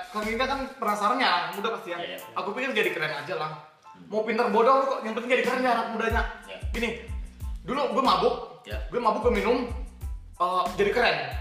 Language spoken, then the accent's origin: Indonesian; Sangatta, East Kalimantan, Indonesia; moved away; also born or lived in Samarinda; aku kan asli Sangatta